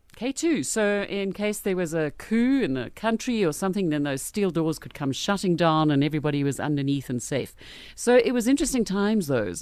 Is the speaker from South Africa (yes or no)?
yes; Brits, North West, South Africa; I grew up in Brits